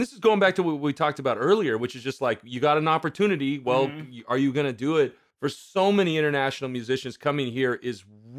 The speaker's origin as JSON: {"language": "English", "town": "Marysville", "region": "Washington", "country": "United States", "said": "I'm from Marysville."}